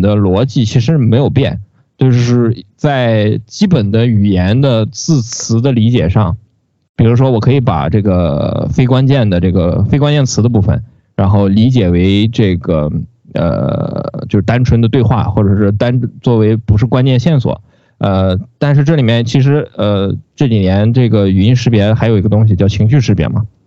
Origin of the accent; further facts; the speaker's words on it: Shandong, China; 我们山东人的山东式倒装